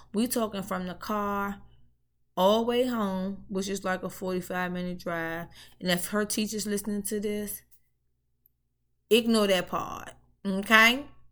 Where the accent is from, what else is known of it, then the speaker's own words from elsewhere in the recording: Washington, District of Columbia, United States; moved away; I'm from D C Ward eight to be exact